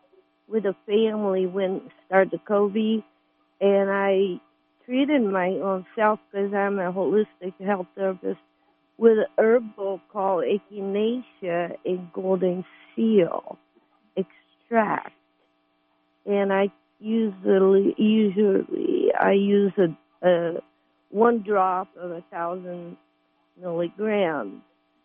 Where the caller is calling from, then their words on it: California, United States; Well, I'm calling from Humboldt County